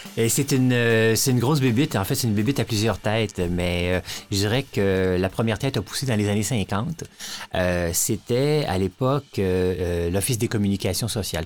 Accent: Brossard, Quebec, Canada; j'ai été élevé à Brossard, à côté du maï Champlain.

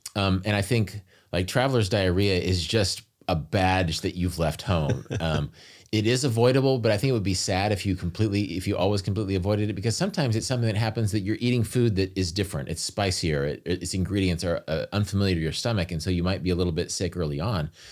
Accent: United States; being an American

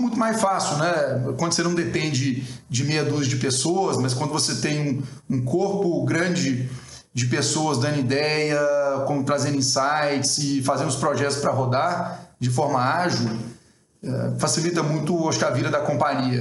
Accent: Brazil; como brasileiro

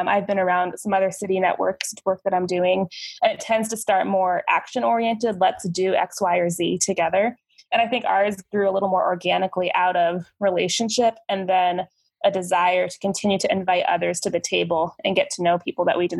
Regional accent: Phoenix, Arizona, United States; I was born and raised in Phoenix, Arizona, so I've been here my whole life.

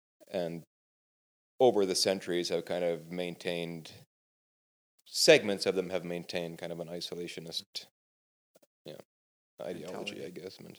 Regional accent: Manitoba, Canada; also born or lived in Ontario; now in Texas, United States; I was born in Ontario, but I remember living for several years in Manitoba. I do remember a little bit of living in Ontario. Actually, there were several moves back and forth.

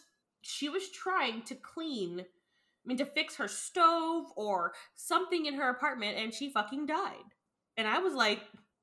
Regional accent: Texas, United States; I'm a Texan! Some, like, screams in Texan, like, no!

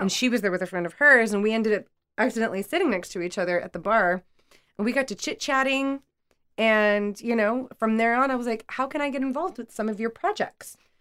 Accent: Washington, United States; moved away; we're both from Washington State

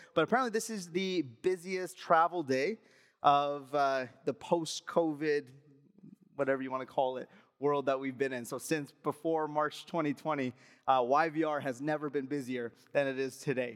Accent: Alberta, Canada; moved away; I'm from Alberta

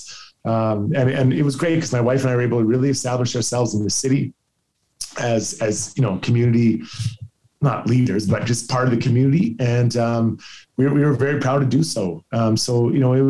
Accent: Edmonton, Alberta, Canada; this is my hometown

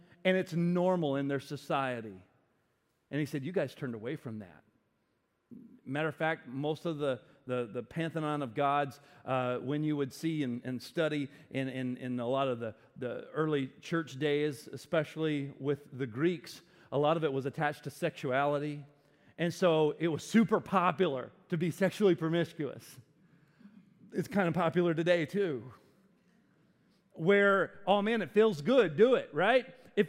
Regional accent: the South, United States; I grew up in the South. The Bible Belt, the buckle of the Bible Belt

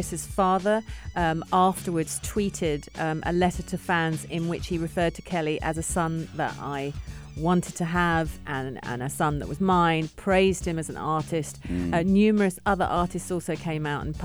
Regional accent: England, United Kingdom; now in United Arab Emirates; I'm English

